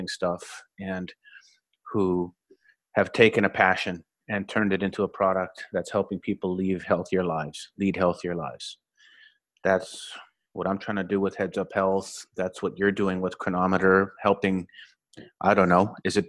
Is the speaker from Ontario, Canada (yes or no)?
no; Winnipeg, Manitoba, Canada; now in Tahoe, United States; I was born and raised in Winnipeg, Manitoba